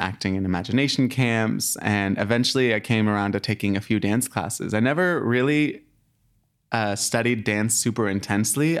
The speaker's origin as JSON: {"language": "English", "town": "Abilene", "region": "Texas", "country": "United States", "tie": "born or raised there", "moved": "yes", "said": "I was born in Abilene, Texas, a tiny little town in Texas"}